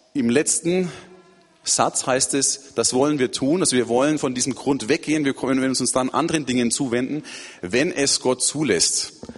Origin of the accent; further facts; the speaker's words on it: Erlangen, Bavaria, Germany; moved away as an adult; now in Turkey; Es ist schön, wieder in Erlangen zu sein, meiner Geburtsstadt